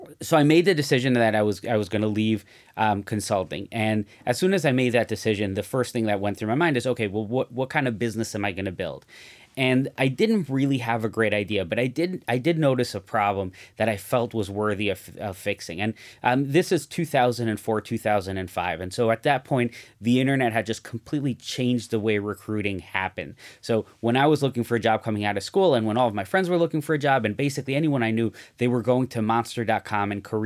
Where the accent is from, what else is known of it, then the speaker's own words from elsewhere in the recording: Mexico; in the community I grew up in Mexico, just about everyone I looked at, everywhere I looked, everyone was an entrepreneur.